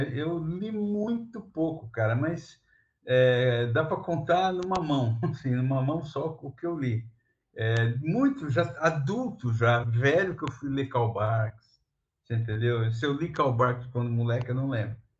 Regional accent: São Vicente, São Paulo, Brazil; eu sou nascido em São Vicente, litoral do, de São Paulo

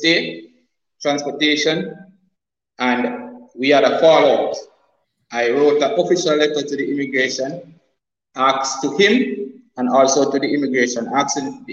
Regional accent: Montego Bay, Saint James, Jamaica; moved away as an adult; also born or lived in Trinidad and Tobago; now in Cayman Islands; I am a Jamaican national, have a little ties in Trinidad, and I attended the St. James High School. I'm officially from Montego Bay

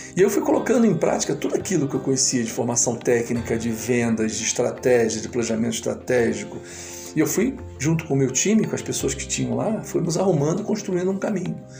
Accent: Niterói, Rio de Janeiro, Brazil; eu sou de Niterói, né, no estado do Rio

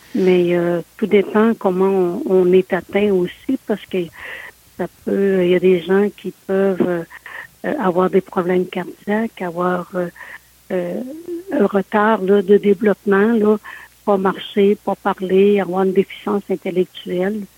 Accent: Sainte-Anne-de-Beaupré, Quebec, Canada; je suis née euh, à Saint-Anne-de-Beaupré

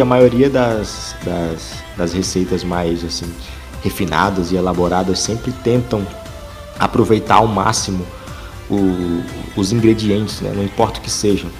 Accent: Ceará, Brazil; aqui no, no Ceará

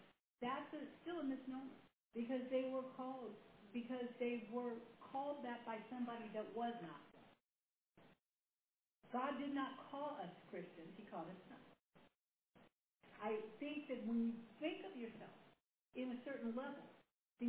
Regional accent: United States; I'm an American

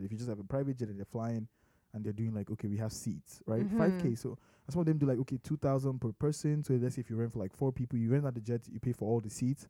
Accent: Nigeria; I am Nigerian.

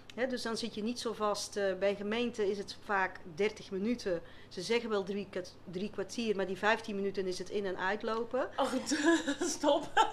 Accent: Flanders, Belgium; accent: Flemish; moved away as an adult; now in Westland, Netherlands; je zal vast wel een beetje horen met een eh, Vlaamse tongval, dus ik kom niet uit het Westland.

